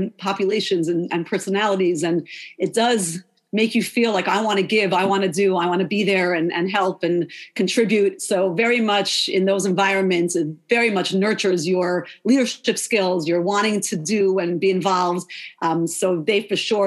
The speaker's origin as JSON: {"language": "English", "town": "Lawrence", "region": "New York", "country": "United States", "tie": "born or raised there", "said": "I'm from Lawrence, New York, five towns before it was like it is the five towns now. Very different when I grew up."}